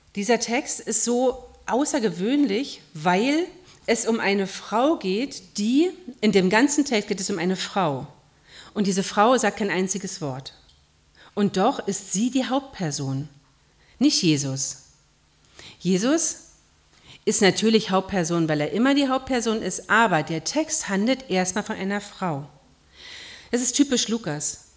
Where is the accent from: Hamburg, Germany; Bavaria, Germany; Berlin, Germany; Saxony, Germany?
Berlin, Germany; moved away; Ich habe in meiner Heimatgemeinde in Berlin mal die, eine Fußwaschung miterlebt.